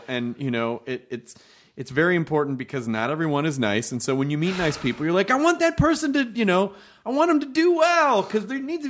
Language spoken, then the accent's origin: English; Memphis, Tennessee, United States; I grew up in Memphis.